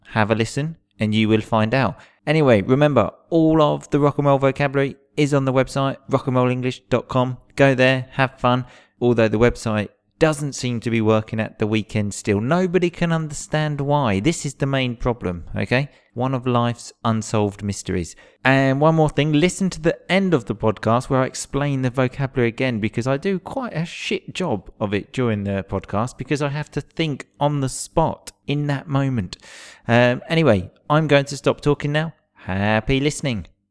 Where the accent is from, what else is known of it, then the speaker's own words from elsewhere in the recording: England, United Kingdom; moved away as an adult; I'm English. I've just moved here.